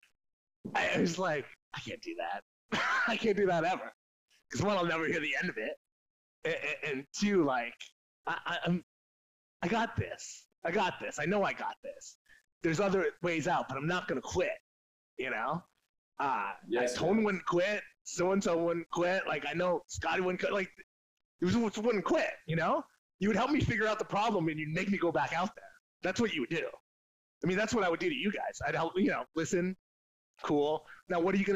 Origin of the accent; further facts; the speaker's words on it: LaSalle, Ontario, Canada; I'm from Windsor, man. I'm a LaSalle boy.